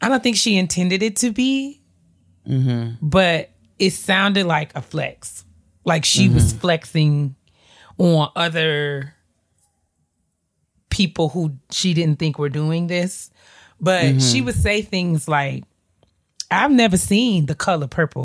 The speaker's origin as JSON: {"language": "English", "region": "New York", "country": "United States", "tie": "born or raised there", "said": "I grew up in New York"}